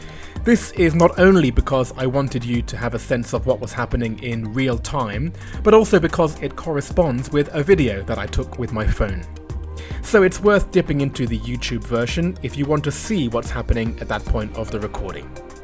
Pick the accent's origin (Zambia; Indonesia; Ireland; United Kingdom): United Kingdom; accent: British; now in China; I'm always more conscious of my British accent.